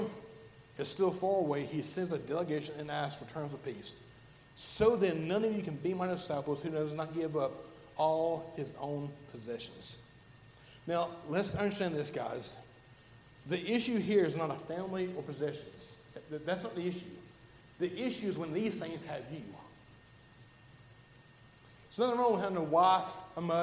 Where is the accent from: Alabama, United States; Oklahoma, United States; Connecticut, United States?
Alabama, United States; I'm from Alabama